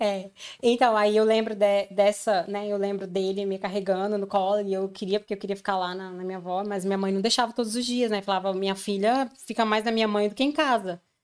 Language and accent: Portuguese; Brasília, Federal District, Brazil; moved away as an adult; also born or lived in Povoado do Espírito Santo, Goiás; now in London, United Kingdom; depois eu mudei pra Brasília